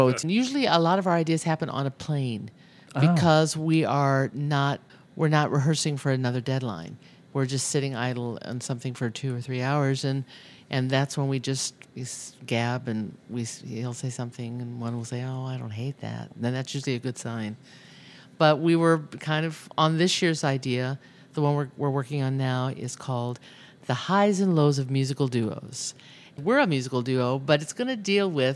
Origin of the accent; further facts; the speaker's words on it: Indiana, United States; now in Chicago, United States; I grew up in Pearson, Indiana